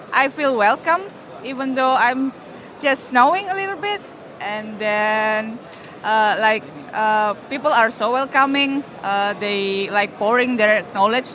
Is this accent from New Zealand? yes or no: no; Indonesia; I'm from Indonesia